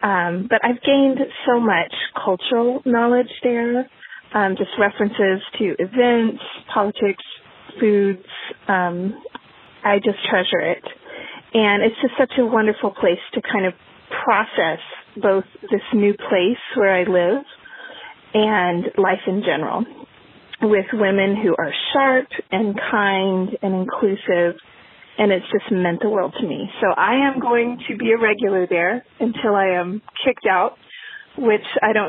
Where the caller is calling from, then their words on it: Maitland, New South Wales, Australia; I'm calling from Maitland, New South Wales, Australia.